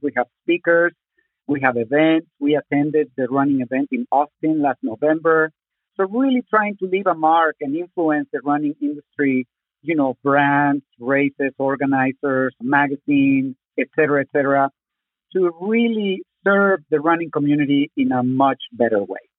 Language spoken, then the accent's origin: English; Zacatecas, Mexico; born or raised there; English is a second language; also born or lived in Mexico City, Mexico; now in Tucson, United States